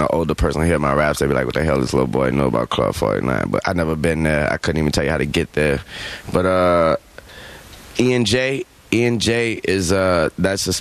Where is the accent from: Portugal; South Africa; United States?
United States; the South; I'm from the South, the country, or whatever you want to call it